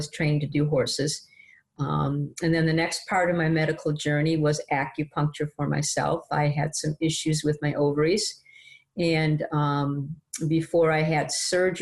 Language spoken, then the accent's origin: English; Detroit, Michigan, United States; moved away as an adult; now in Ottsville, United States; I am a Michigan girl, born and raised in Detroit.